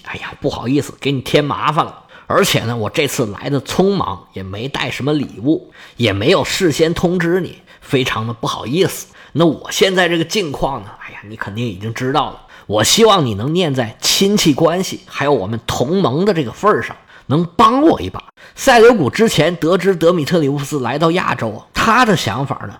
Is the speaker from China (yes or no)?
yes; Northeast China, China; accent: Northeastern (Dongbei) dialect; 用我们东北话来讲